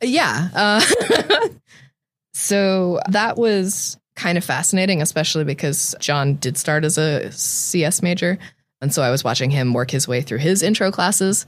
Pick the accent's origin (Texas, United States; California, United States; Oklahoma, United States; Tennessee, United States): California, United States; Tracy; I grew up in Tracy